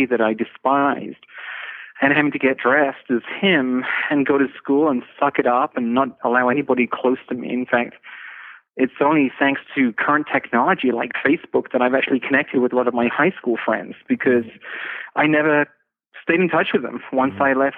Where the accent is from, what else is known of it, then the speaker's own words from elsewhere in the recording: England, United Kingdom; I'm from England. You know, when I grew up, there was no internet